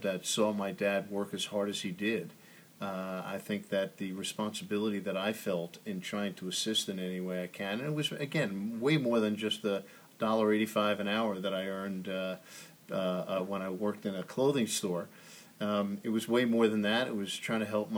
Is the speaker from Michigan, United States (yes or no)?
no; Oceanside, New York, United States; moved away as an adult; also born or lived in Washington; Grew up on Long Island, Oceanside, known for Nathan's Hot Dogs.